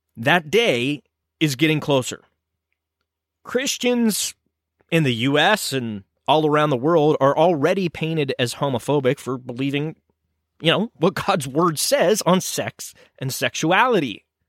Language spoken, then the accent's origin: English; United States; I am an American